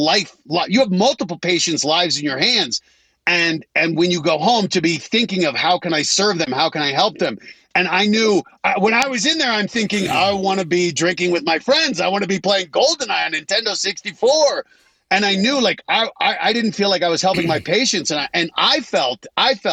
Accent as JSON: {"language": "English", "region": "Colorado", "country": "United States", "tie": "born or raised there", "moved": "as an adult", "said": "I grew up in Colorado"}